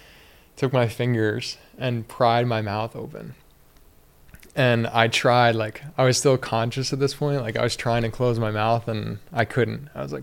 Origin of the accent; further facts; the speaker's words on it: United States; And for me, being a man and, you know, growing up in the United States, and like, you got to be tough.